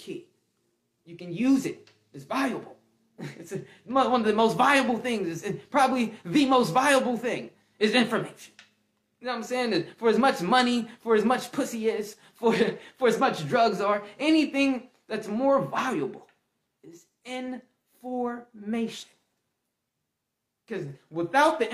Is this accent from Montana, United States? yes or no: no; Atlantic City, New Jersey, United States; now in Georgia, United States; Atlantic City, this is where I'm from. I'm from Atlantic City